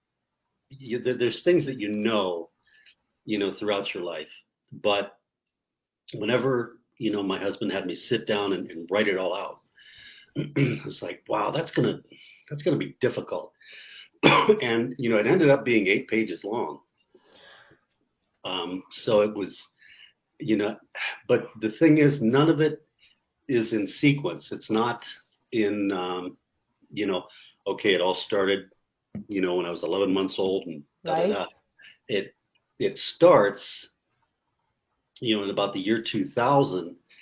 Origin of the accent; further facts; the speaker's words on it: Columbus, Ohio, United States; moved away as an adult; now in Albuquerque, United States; I'm from Columbus, Ohio